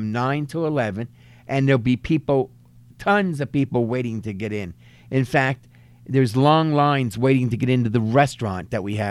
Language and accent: English; Reading, Pennsylvania, United States; moved away as an adult; also born or lived in Hazleton, Pennsylvania; now in Pottsville, United States; I'm from Reading